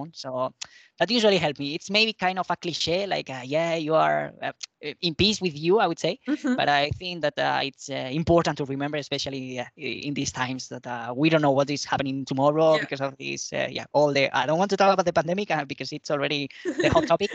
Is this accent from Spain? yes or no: yes; Spain; English is a second language; moved away as an adult; now in Madrid, Spain; go to visit my parents, which is a smaller town in the south